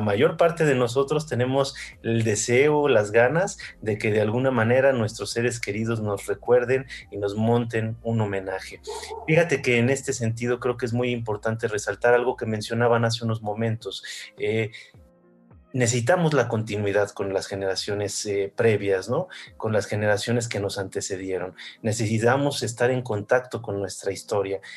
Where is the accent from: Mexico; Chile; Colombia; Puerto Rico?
Mexico; soy mexicano